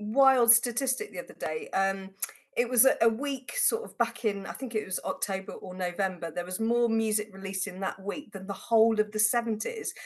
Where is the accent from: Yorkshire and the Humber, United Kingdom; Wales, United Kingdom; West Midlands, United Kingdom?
West Midlands, United Kingdom; Worcestershire; I grew up in Worcestershire